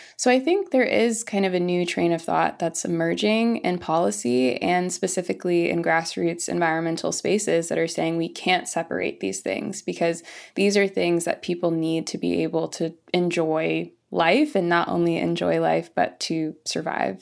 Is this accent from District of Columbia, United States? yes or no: no; Florissant, Missouri, United States; moved away as an adult; also born or lived in California; I was born and raised in the Midwest, in the United States, in Missouri, in a small town called Florissant.